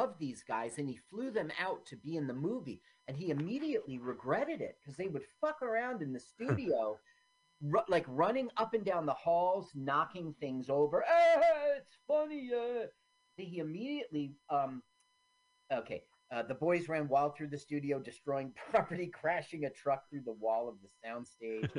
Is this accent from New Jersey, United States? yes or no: yes; New Jersey, United States; also born or lived in Washington D.C.; I've been a Jersey boy since I was 3 years old